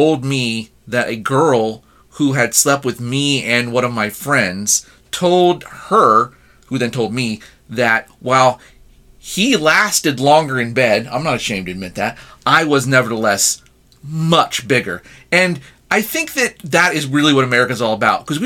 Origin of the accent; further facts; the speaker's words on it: United States; as an American